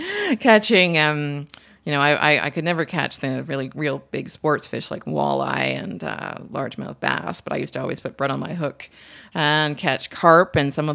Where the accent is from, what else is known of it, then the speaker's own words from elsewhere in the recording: Markham, Ontario, Canada; So I'm from Markham, Ontario, and I spent most of my summers near Lake Simcoe.